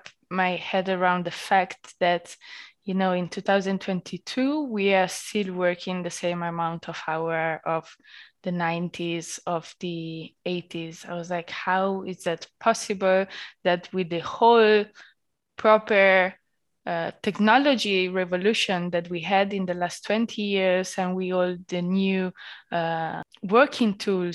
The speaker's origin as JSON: {"language": "English", "country": "Italy", "moved": "as an adult", "lives_now": "Berlin, Germany", "said": "being Italian"}